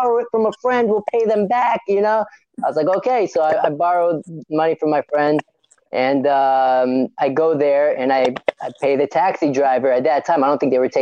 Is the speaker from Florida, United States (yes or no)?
yes; Florida, United States; moved away as an adult; also born or lived in Israel; now in New York, United States; I'm from Florida, right? I mean, Israel, but I moved when I was three, so really, my whole life I grew up in Florida